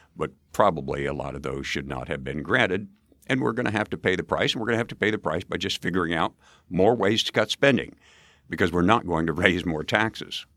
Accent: Valentine, Nebraska, United States; moved away as an adult; also born or lived in Edwardsville, Illinois; Outside of Valentine, Nebraska, population 2,600 went to a country school

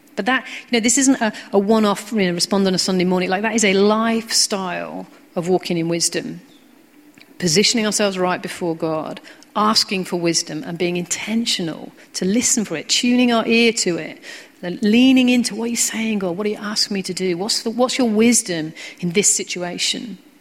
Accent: United Kingdom; we're British

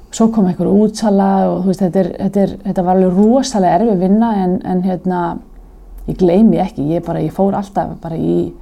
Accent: Garðabær, Capital Region, Iceland; ólst upp í Garðabarum

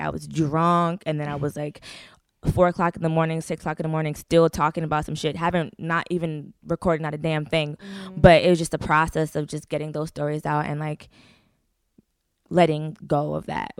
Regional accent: Parkland, Florida, United States; now in Atlanta, United States; Like I grew up in Parkland, okay. Florida. So yeah, like and it was so easy to live there.

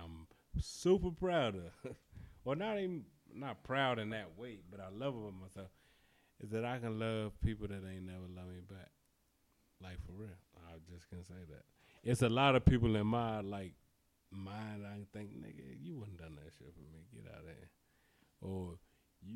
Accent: Prince George's County, Maryland, United States; as a black nigga growing up in Prince George's County, I grew up out people up the street doing what they done.

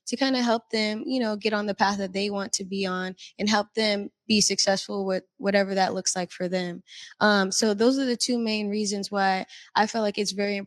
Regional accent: Tacoma, Washington, United States; I grew up in Tacoma, Hilltop neighborhood specifically

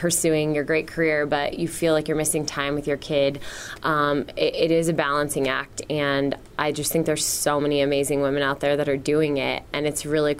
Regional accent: Colorado, United States; I feel really lucky to live in my hometown and to be raising our son here right now and covering the team that I grew up watching in the Colorado Rockies

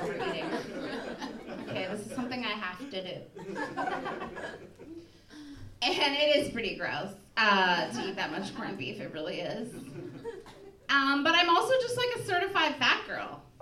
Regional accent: Wisconsin, United States; moved away; also born or lived in Milwaukee; I'm from Wisconsin

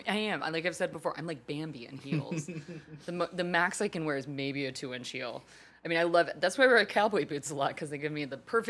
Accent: Texas, United States; accent: Texas; my Texas accent.

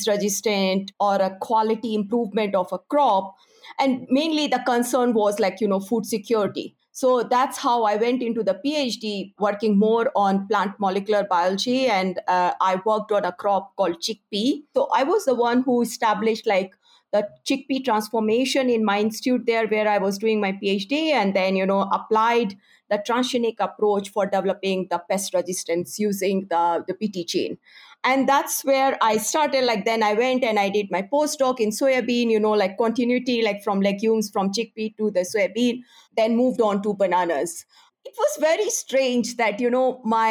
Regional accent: Kanpur, Uttar Pradesh, India; moved away as an adult; now in Dar es Salaam, Tanzania; I grew up in India, a city called Kanpur, which is very closer to our capital, which is New Delhi.

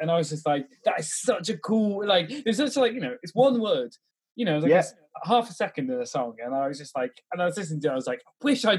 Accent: Bristol, South West England, United Kingdom; I grew up in Bristol.

